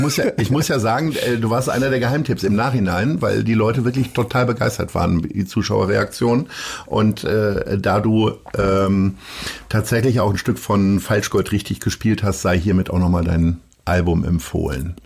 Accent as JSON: {"language": "German", "area": "near Hanover", "region": "Lower Saxony", "country": "Germany", "moved": "yes", "lives_now": "Hamburg, Germany", "said": "ich bin aus der Nähe von Hannover hierher gefahren"}